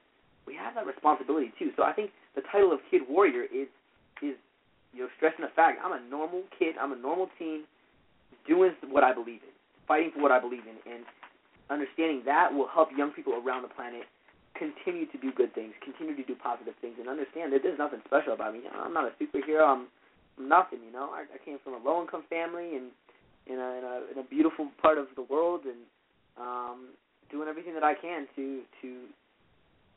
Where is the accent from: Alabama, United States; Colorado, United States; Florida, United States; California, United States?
Colorado, United States; Boulder; downtown Boulder, you know, my hometown